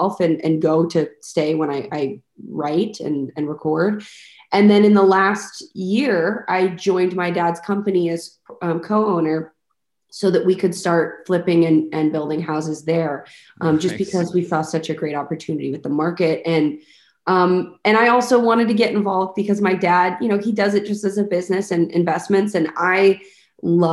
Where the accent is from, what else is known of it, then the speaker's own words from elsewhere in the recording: Highland Village, Texas, United States; also born or lived in Arlington, Texas / Grand Prairie, Texas; I was born in Arlington and stayed in Grand Prairie till I was like 5. And then when I was 5 or 6, we moved to Highland Village